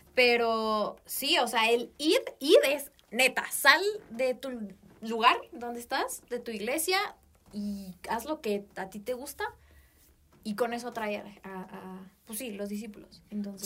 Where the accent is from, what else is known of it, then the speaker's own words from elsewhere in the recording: Mexico; como buena mexicana